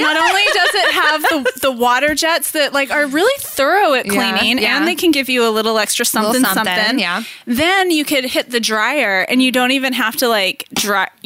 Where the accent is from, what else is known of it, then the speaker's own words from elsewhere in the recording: Southern California, United States; I grew up in Southern California